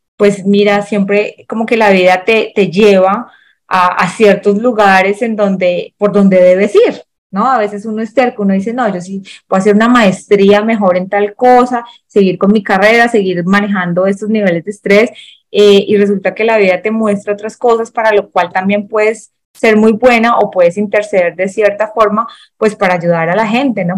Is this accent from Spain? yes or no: no; Colombia; aquí pues en Colombia